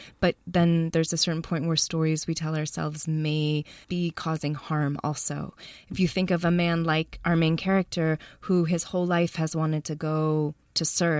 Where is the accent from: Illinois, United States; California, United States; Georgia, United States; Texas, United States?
Illinois, United States; Chicago; moved away as an adult; also born or lived in North Carolina; now in Oakland, United States; I grew up in Chicago.